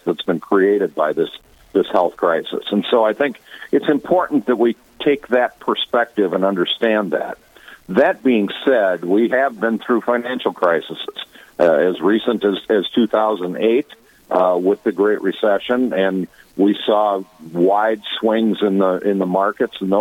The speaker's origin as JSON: {"language": "English", "town": "Watertown", "region": "South Dakota", "country": "United States", "tie": "born or raised there", "also_born_or_lived": "Virginia, Minnesota", "moved": "yes", "said": "I grew up after leaving Virginia. I grew up most of my years in Watertown, South Dakota"}